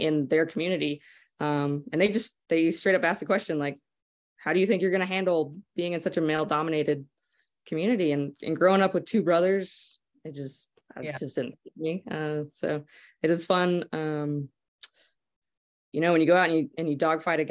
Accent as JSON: {"language": "English", "town": "Lubbock", "region": "Texas", "country": "United States", "tie": "born or raised there", "said": "growing up in Lubbock"}